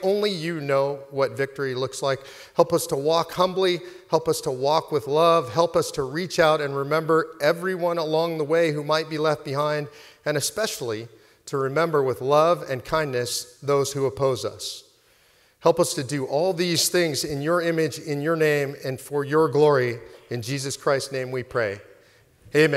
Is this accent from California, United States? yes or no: yes; Los Angeles, California, United States; I was raised in Los Angeles by incredible, wonderful, moral people